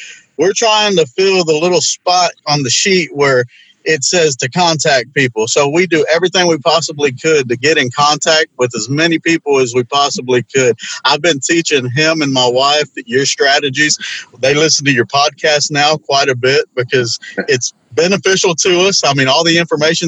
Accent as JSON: {"language": "English", "town": "Houston", "region": "Texas", "country": "United States", "said": "I'm from Houston"}